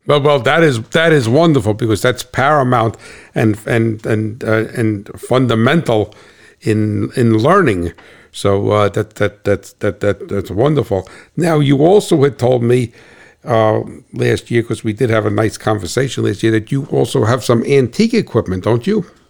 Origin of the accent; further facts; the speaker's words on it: New Jersey, United States; I'm from New Jersey